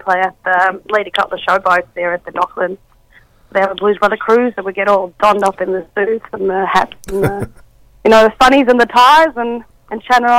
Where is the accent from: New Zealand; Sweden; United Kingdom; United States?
Sweden; now in Australia; I'm from Sweden